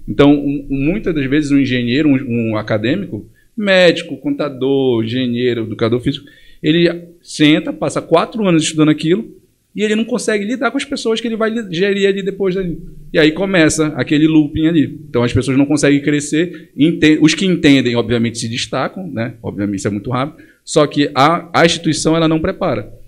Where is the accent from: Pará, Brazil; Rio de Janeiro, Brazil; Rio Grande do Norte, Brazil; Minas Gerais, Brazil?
Pará, Brazil; Monte Dourado; also born or lived in Belém; Meus pais eles foram para o interior do estado em Monte Dourado quando eu tinha 4 anos de idade